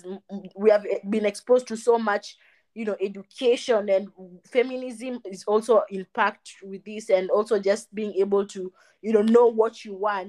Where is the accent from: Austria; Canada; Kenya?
Kenya; I'm from Kenya